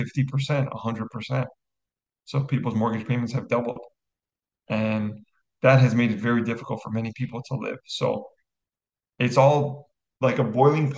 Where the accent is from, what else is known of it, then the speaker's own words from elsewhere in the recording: Canada; I'm Canadian